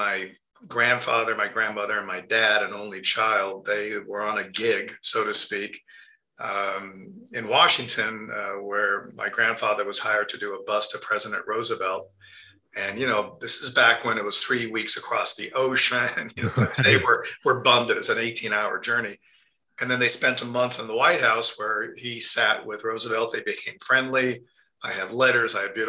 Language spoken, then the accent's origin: English; Rome, Lazio, Italy; And yeah, I grew up on a movie set, but growing up in Rome, to try to answer your question, I think, was, I was actually aware at the time that it was a miracle.